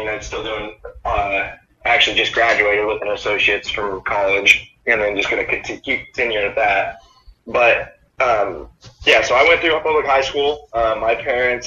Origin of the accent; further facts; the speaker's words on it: Topeka, Kansas, United States; also born or lived in Manhattan, Kansas; when we moved here to Topeka, because I was born in Manhattan, Kansas, when we moved to Topeka, I was, I think, 3 years old